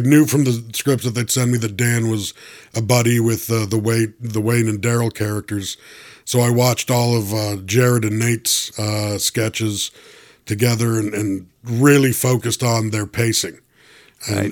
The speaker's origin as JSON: {"language": "English", "town": "Toronto", "region": "Ontario", "country": "Canada", "said": "I'm originally from Toronto"}